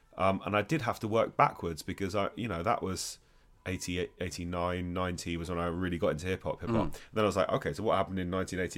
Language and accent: English; London, United Kingdom; born there; Yeah, I was born in London.